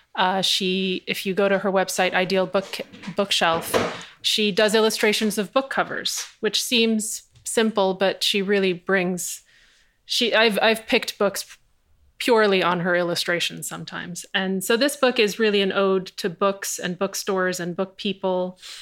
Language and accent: English; New York City, New York, United States; I grew up in New York City in the eighties and nineties